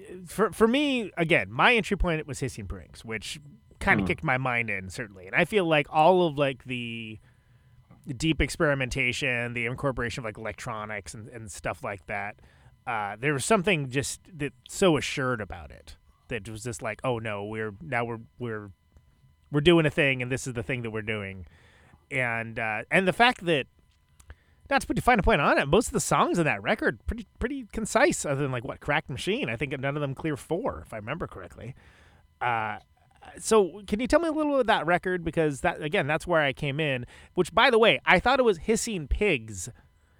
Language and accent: English; Modesto, California, United States; now in Milwaukee, United States; I'm from the Central Valley. I'm from Modesto